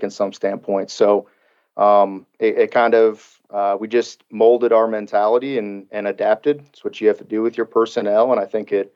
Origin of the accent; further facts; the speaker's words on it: Illinois, United States; now in Kentucky, United States; I'm a Midwest guy. I come from Illinois